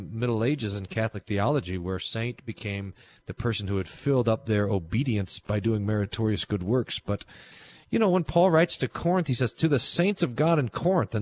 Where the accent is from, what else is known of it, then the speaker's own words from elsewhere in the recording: Australia; accent: Australian; my Australian accent